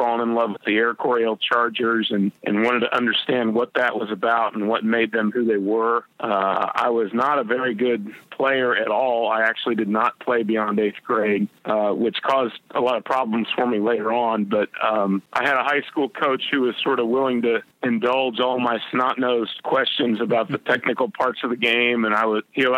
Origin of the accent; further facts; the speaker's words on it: Indianapolis, Indiana, United States; also born or lived in Louisiana; came back home where I grew up in the Indianapolis area